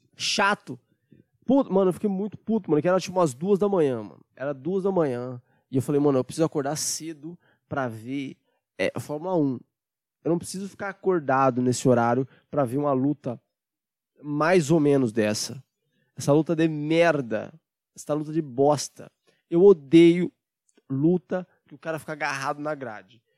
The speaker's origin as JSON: {"language": "Portuguese", "country": "Brazil", "said": "a gente é brasileiro, patriota"}